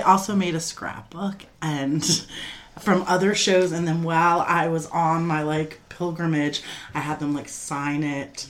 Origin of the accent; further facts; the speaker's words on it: Coral Springs, Florida, United States; I'm from Coral Springs, Florida.